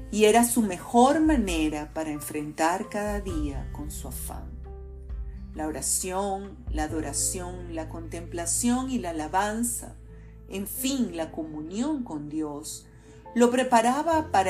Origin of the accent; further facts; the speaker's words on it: Venezuela; Tenemos solo dos hijos, cada uno en un continente diferente, como tantos venezolanos.